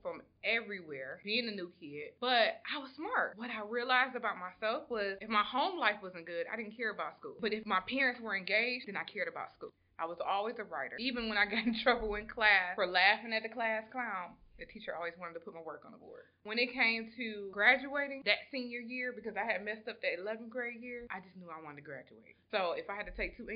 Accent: Detroit, Michigan, United States; I'm originally from Detroit, Michigan, and as a child, I was actually gave up by my mom at the age of 12 years old

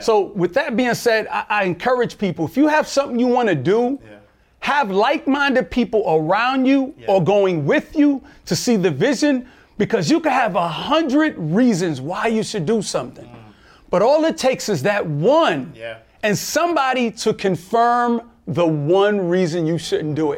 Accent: New York City, New York, United States; I'm from Brooklyn, New York

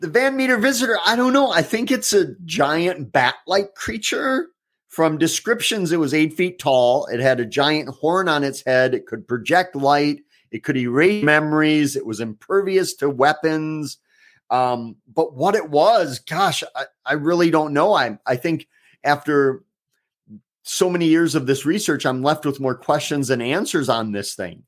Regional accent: Eau Claire, Wisconsin, United States; my hometown of Eau Claire

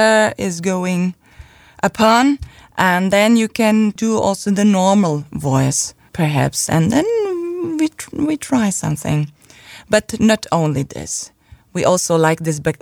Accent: Göppingen, Baden-Württemberg, Germany; English is a second language; now in Heilbronn, Germany; in Göppingen, in my hometown

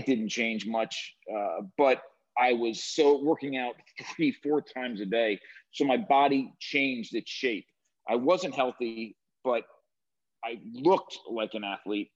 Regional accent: New Jersey, United States; I grew up in New Jersey on the near the shore, not far from where they filmed Jersey Shore

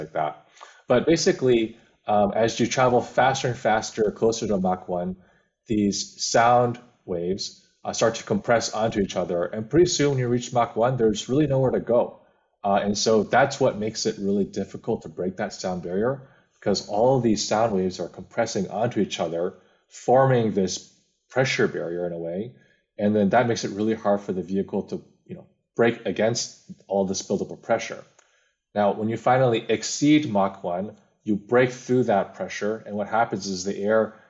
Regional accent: Bay Area, California, United States; I grew up in the Bay Area, California

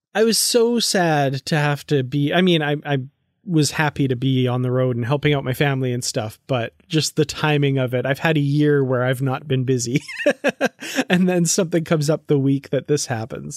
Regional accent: Canada; I'm from Canada and I've never been to Montreal.

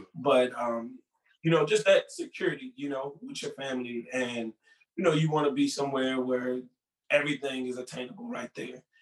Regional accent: Newport News, Virginia, United States; Growing up in Newport News, Virginia

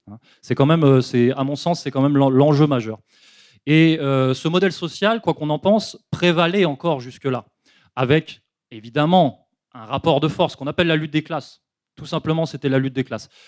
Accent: France; en tant que Français résistants

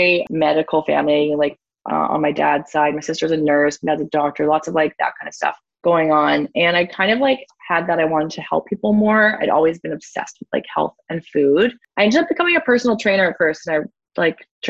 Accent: Ontario, Canada; moved away; also born or lived in Whistler, British Columbia; I'm originally from Ontario

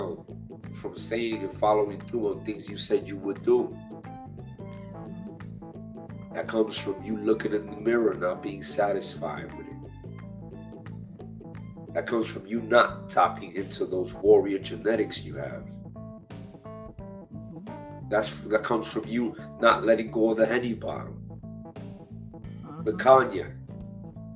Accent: New York, United States; I come from New York, the inner city. I'm Hispanic, I'm Latino. We share the same neighborhood. I was raised around Black people.

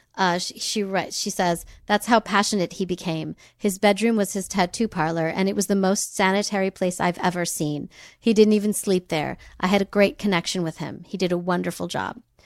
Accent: United States; a white person born in America

